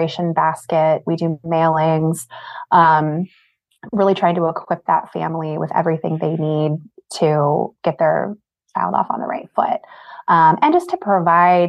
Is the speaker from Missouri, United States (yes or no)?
yes; St. Louis, Missouri, United States; moved away as an adult; also born or lived in Arizona / Colorado; I'm originally from St. Louis, and this is where my family is